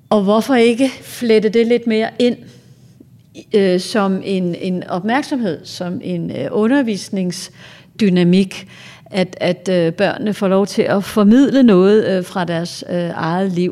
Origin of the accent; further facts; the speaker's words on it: Greenland; Et meget godt eksempel, jeg har på det, jeg er faktisk fra Grønland